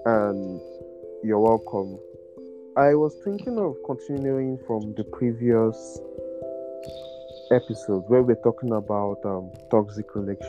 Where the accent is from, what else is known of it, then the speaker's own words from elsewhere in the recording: Port Harcourt, Rivers State, Nigeria; moved away as an adult; now in Uyo, Nigeria; born and brought up in River State, Port Harcourt, but currently live in Uyo due to my NYSC.